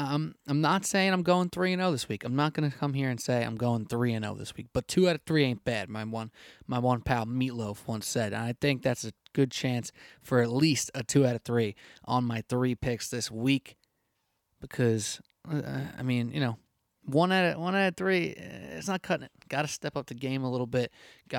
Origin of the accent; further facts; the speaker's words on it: New York, United States; But as a New Yorker, as a listener of the SBNY podcast, and as a baseball fan